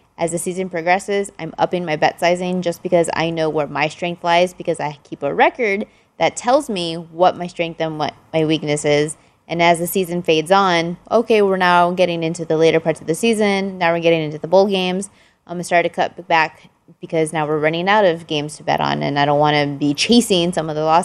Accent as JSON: {"language": "English", "region": "Texas", "country": "United States", "tie": "born or raised there", "said": "I was born and raised in Texas"}